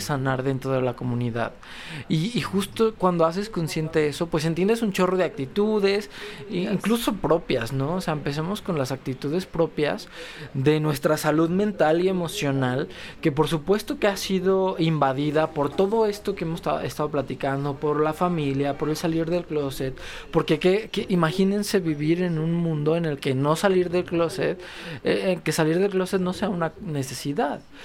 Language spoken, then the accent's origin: Spanish; León, Guanajuato, Mexico; venimos de León, Guanajuato